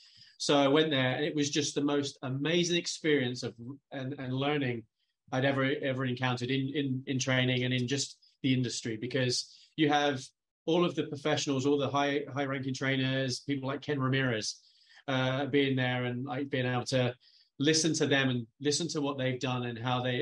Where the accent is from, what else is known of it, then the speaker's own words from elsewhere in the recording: United Kingdom; It helped being the guy from the UK because my accent.